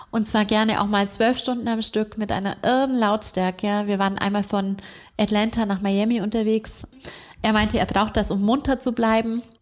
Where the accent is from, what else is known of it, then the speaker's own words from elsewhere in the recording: Augsburg, Bavaria, Germany; Wir wohnen in Augsburg, in meiner Heimatstadt, mit unseren zwei kleinen Jungs, die sind drei und fünf.